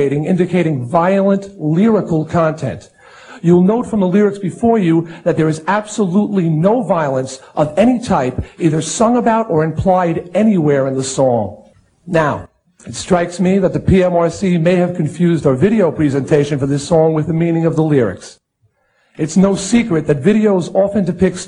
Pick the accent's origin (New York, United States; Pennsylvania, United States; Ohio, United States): New York, United States; Long Island; my hometown newspaper on Long Island